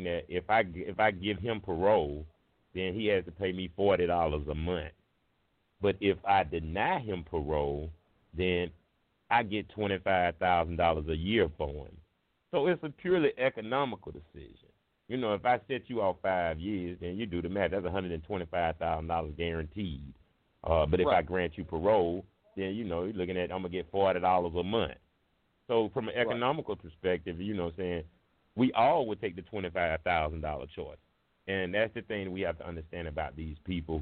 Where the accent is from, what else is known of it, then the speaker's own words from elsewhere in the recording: United States; I'm from Baptist Hill. I grew up with Mailbox